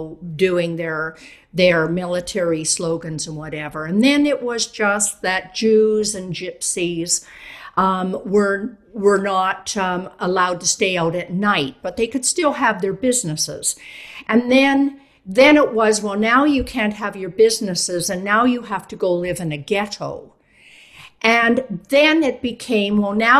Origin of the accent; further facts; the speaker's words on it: Canada; I'm actually Canadian, but I work a lot in Europe